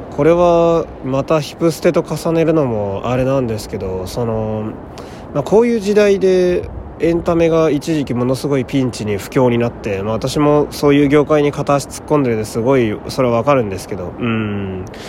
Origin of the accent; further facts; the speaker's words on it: Fukui, Japan; moved away; 私は地元が福井という土田舎でして